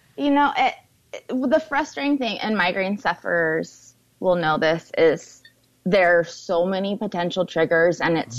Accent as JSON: {"language": "English", "town": "Portland", "region": "Oregon", "country": "United States", "tie": "born or raised there", "said": "Portland, which is my hometown, Portland, Oregon"}